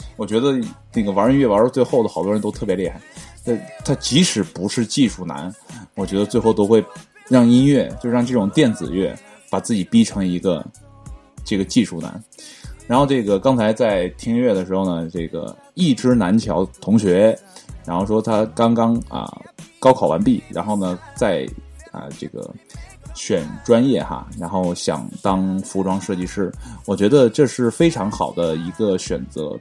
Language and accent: Chinese; Northeast China, China; 我是东北的，啊，地地道道的东北人